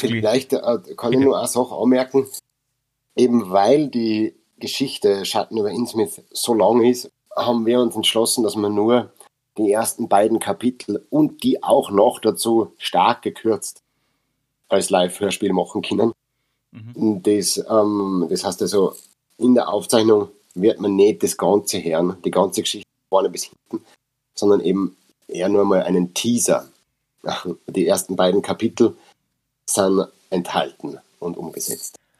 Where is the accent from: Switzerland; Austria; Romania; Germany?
Austria; Upper Austria; accent: Upper Austrian dialect (Mundart); first language Upper Austrian German dialect; wir sind in Machtrenk, wir sind in Oberösterreich, wir sind in Österreich.